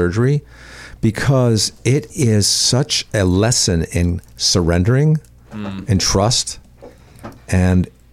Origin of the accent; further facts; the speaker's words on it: Bridgeport, Connecticut, United States; I grew up in Connecticut